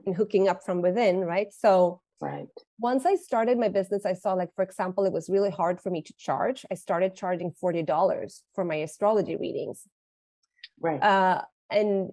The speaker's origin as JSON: {"language": "English", "country": "Sweden", "moved": "yes", "lives_now": "Mexico", "said": "I am from Sweden, living in Mexico"}